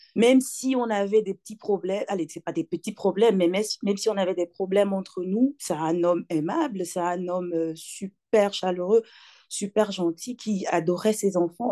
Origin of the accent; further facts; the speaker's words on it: Togo; moved away as an adult; now in Belgium; Je suis née au Togo, j'ai grandi au Togo. Euh, j'ai quitté le Togo, j'avais 25 ans